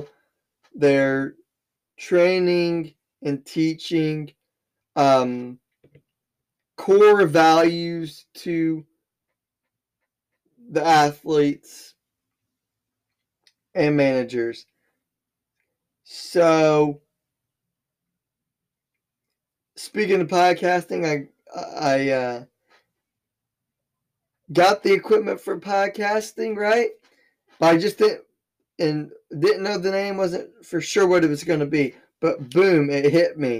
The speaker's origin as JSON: {"language": "English", "region": "Southern Illinois", "country": "United States", "tie": "born or raised there", "said": "I'm from Southern Illinois. I live in a very small town of 7,000 people"}